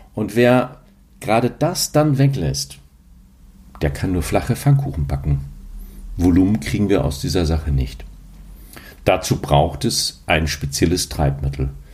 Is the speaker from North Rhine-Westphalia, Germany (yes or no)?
no; Hamburg, Germany; die ein bisschen länger in Hamburg leben oder wie ich, da hier geboren wurde